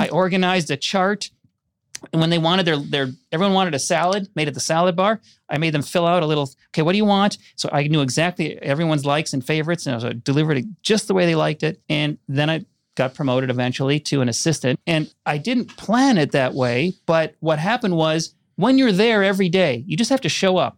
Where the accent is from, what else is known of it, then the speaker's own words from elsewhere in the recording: Orono, Minnesota, United States; I grew up in Minnesota outside of Minneapolis